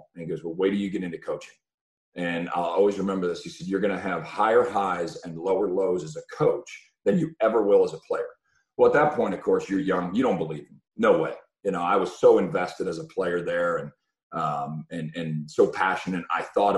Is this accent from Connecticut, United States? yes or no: no; Buffalo, New York, United States; moved away; I'm from Buffalo, New York, and the Buffalo area